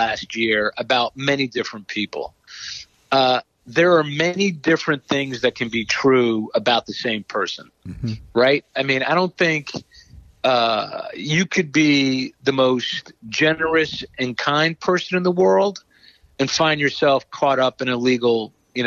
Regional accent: within 15 miles of Manhattan, New York, United States; also born or lived in Long Island; I grew up in New York, Drew grew up in Jersey. We both grew up within 15 miles of Manhattan.

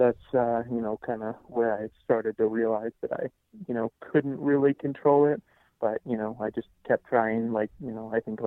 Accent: Nebraska, United States; moved away as an adult; now in Fort Collins, United States; I'm originally from Nebraska, but I live in Fort Collins, Colorado

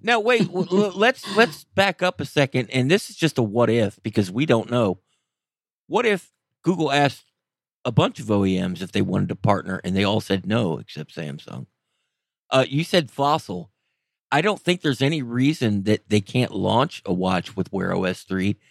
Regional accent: Florida, United States; moved away; I grew up in Florida

